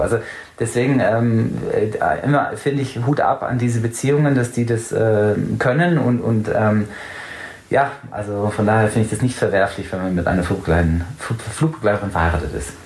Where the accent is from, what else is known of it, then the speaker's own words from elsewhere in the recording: England, United Kingdom; also born or lived in Allgäu, Germany; now in Munich, Germany; da, wo ich in England eben teils aufgewachsen bin, ist sehr, sehr ländlich